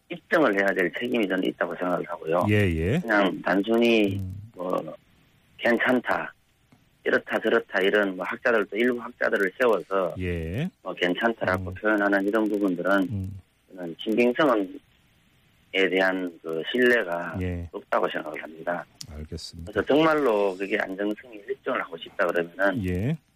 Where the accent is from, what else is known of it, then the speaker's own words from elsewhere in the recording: Seongju, North Gyeongsang, South Korea; 이 우리 성주